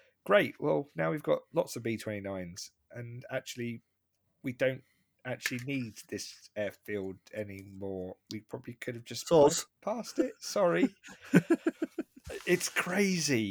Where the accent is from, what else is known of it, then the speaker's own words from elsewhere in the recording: United Kingdom; being British, European-centric